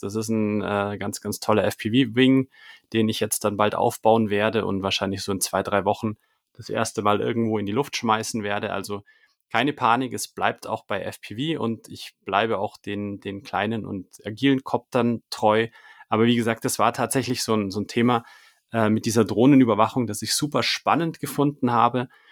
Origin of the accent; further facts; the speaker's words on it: Munich, Bavaria, Germany; ich komme ja aus München